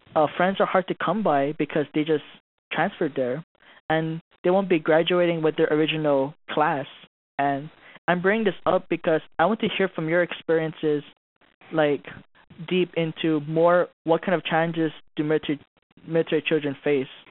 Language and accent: English; Hawaii, United States; also born or lived in Philippines; now in Fort Hood, United States; I was born and raised in Hawaii